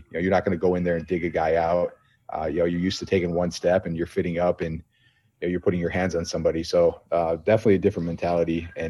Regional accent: Buffalo, New York, United States; But, yeah, Bills Mafia, man. We grew up in Buffalo.

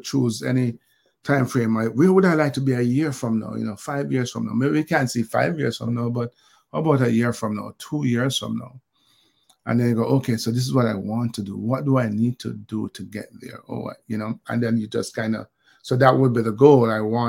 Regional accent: Jamaica; growing up in Olympic Gardens and the army experience and beyond

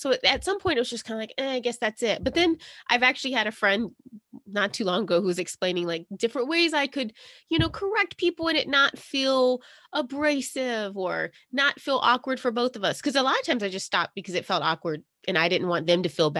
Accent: South Carolina, United States; I grew up in South Carolina.

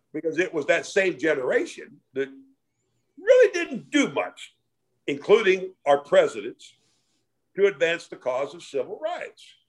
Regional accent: Iowa, United States; now in Dallas, United States; growing up in Iowa in the 50s

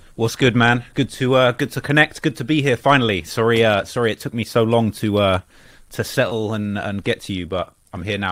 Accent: Bognor Regis, South East England, United Kingdom; also born or lived in Croydon, London; I lived there till I was about five or six. And then, uh, my family relocated to a very small town, uh, on the south coast of England. You, you probably never heard of this town, but it's a town called Bognor Regis.

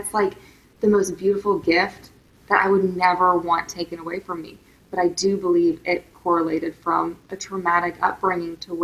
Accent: Tulsa, Oklahoma, United States; moved away; I grew up in Tulsa, Oklahoma, and my parents went through a really horrific divorce

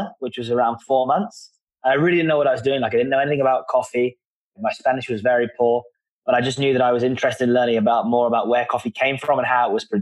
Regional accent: London, United Kingdom; I'm from London

